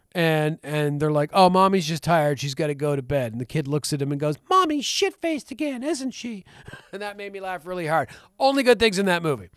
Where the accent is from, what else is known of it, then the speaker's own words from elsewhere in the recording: the Maritimes, Canada; We grew up in Canada. We lived in Canada all our lives